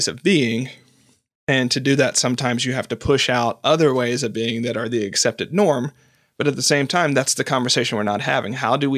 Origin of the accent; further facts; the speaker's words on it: the South, United States; I grew up in the South.